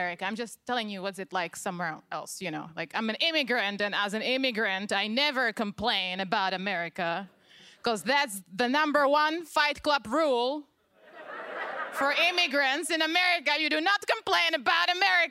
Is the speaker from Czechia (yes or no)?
yes; Czechia; now in Los Angeles, United States; I am from the Czech Republic